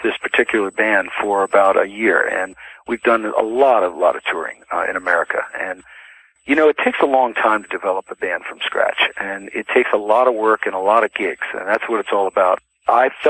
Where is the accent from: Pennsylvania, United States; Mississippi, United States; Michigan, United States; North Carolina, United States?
Pennsylvania, United States; outside of Philadelphia; as a little kid growing up outside of Philadelphia